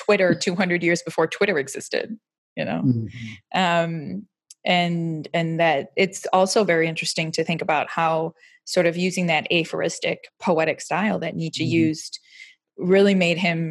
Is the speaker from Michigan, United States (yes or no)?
yes; Warren, Michigan, United States; now in Oxford, United Kingdom; I'm from Detroit